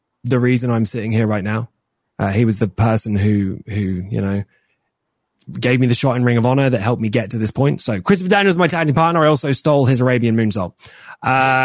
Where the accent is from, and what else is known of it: England, United Kingdom